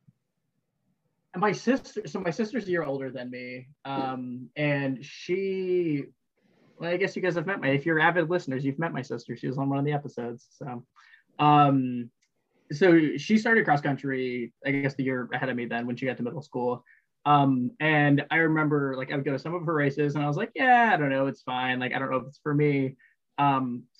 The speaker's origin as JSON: {"language": "English", "region": "Northwest Indiana", "country": "United States", "said": "I'm from Northwest Indiana"}